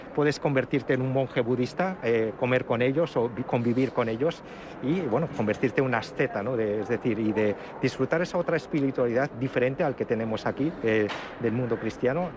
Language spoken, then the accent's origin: Spanish; Madrid, Community of Madrid, Spain; also born or lived in Osaka, Japan; Soy japonés, pero soy madrileño de adopción. Es decir, nací en Japón, en Osaka concretamente, pero nada, desde los tres años estoy, eh, vamos, he sido madrileño